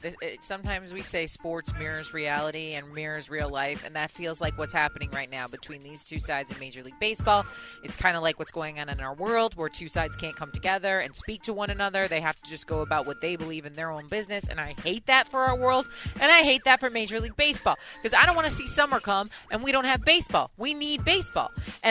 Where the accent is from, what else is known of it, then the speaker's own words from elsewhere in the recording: Chicago, Illinois, United States; I am from Chicago.